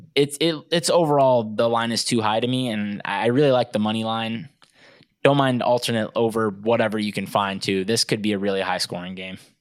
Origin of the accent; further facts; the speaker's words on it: Nebraska, United States; I'm from Nebraska